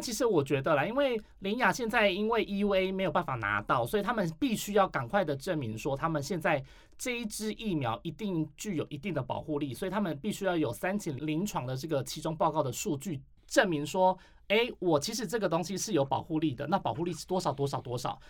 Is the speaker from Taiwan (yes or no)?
yes; Taiwan; 我们台湾人